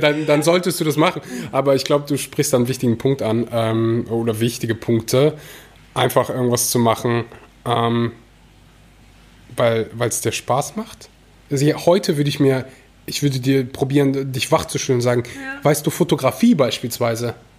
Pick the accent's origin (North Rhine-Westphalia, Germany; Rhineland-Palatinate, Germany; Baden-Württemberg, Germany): North Rhine-Westphalia, Germany; bei uns in Nordrhein-Westfalen